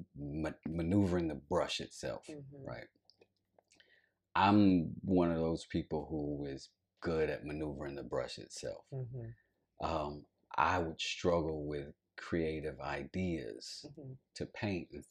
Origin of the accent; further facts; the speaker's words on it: High Point, North Carolina, United States; now in Atlanta, United States; I'm from High Point, North Carolina